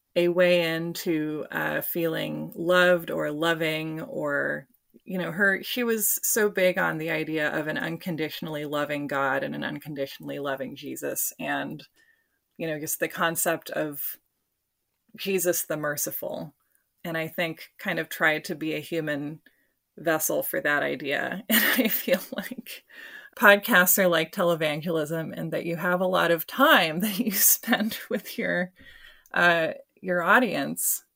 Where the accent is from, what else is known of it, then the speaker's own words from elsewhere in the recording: Portland, Oregon, United States; my hometown